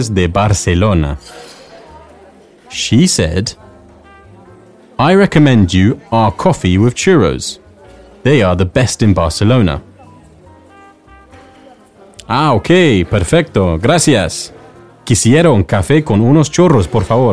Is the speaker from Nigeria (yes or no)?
no; England, United Kingdom; I'm from England